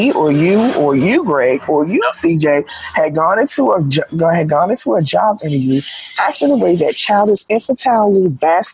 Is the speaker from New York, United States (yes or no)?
no; Washington, District of Columbia, United States; I'm from D.C.